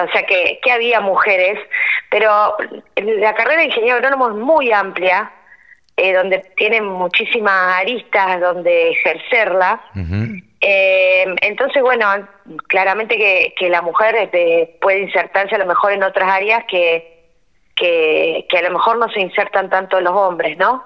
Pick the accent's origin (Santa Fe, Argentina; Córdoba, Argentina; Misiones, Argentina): Santa Fe, Argentina; Rosario; moved away as an adult; now in Cañada Rosquín, Argentina; soy rosarina y cuando me recibí me vine a vivir acá a Cañada Rosquín